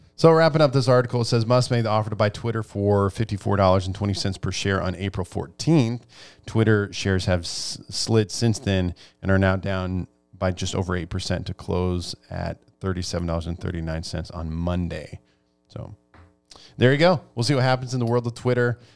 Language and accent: English; Nebraska, United States; I grew up in Nebraska